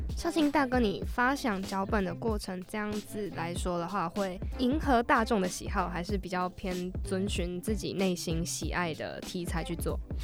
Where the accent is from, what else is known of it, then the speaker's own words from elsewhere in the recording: Taiwan; 是因为我们是台湾人吗